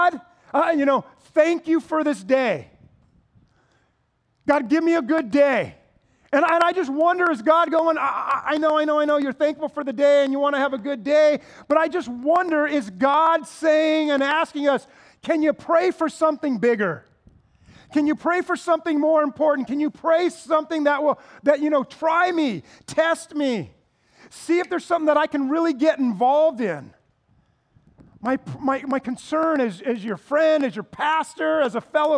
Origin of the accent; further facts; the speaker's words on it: United States; American Christians